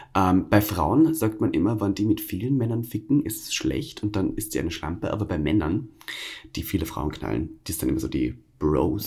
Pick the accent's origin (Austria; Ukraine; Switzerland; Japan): Austria; accent: Austrian dialect; now in Berlin, Germany; da bin ich zu viel Österreicher